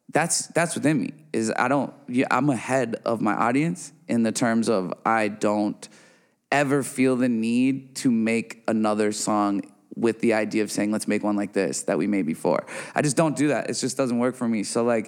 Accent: Midwest, United States; We all got the ocean right there. and I'm from the Midwest, and I still don't go to the beach, you know?

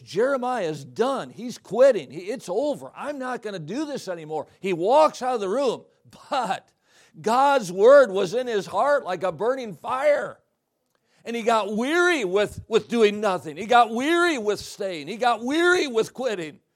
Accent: Watertown, Wisconsin, United States; I was raised in Watertown, Wisconsin.

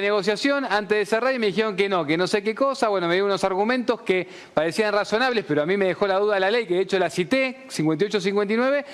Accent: Buenos Aires, Argentina; no soy de Devoto, soy más, más para el lado paternal, más para lado paternal. Sí, de paternal.

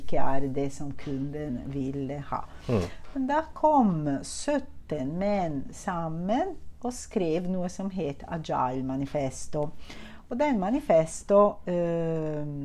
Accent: Italy; Norwegian is a second language; now in Norway; jeg er italiener

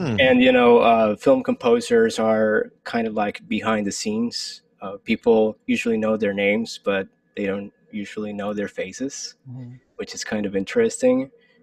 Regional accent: Colombia; moved away as an adult; also born or lived in Michigan, United States; now in New York City, United States; I'm originally from Colombia, and I lived in Colombia for pretty much like 22 years of my life

